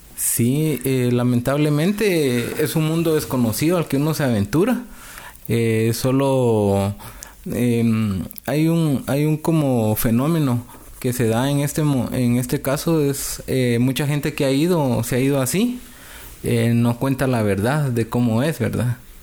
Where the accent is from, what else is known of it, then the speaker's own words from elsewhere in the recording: Guatemala; moved away as an adult; also born or lived in California; now in Utah, United States; salí de Guatemala día lunes